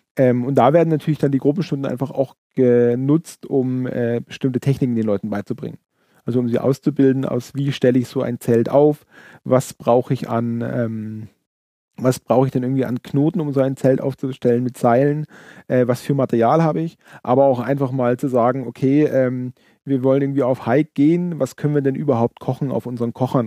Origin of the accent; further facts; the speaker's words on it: Allgäu, Bavaria, Germany; wir kommen aus dem Allgäu